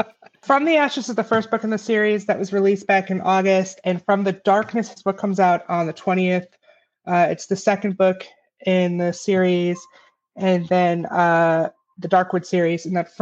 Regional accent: Illinois, United States; now in Las Vegas, United States; I'm originally from Illinois

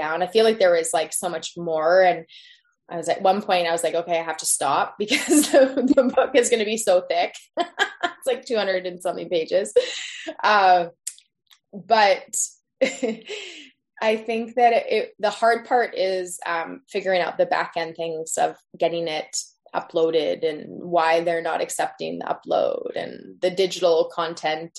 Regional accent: Tofino, British Columbia, Canada; now in Squamish, Canada; We were living in off grid off of Tofino, just across from the hot springs there at the time that I was born

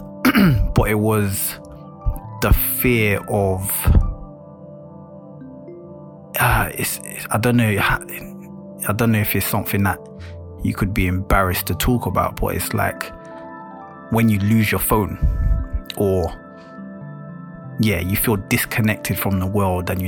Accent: London, United Kingdom; a black man at that, growing up in London

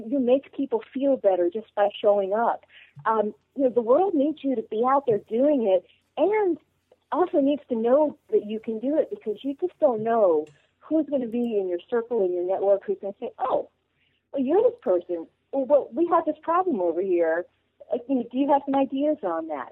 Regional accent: the North, United States; now in the South, United States; So I grew up in the North and now live in the South.

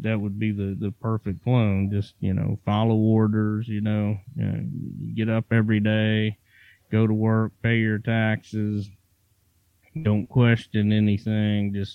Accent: Virginia, United States; I grew up in Virginia and, I kind of in the country

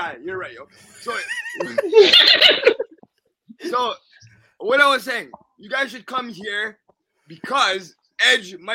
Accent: Canada; I am from Canada

